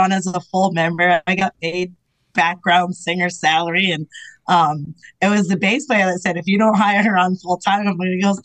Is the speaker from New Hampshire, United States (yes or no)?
yes; Portsmouth, New Hampshire, United States; also born or lived in Tucson, Arizona; I'm from New England where we're either shore towns, but very community-based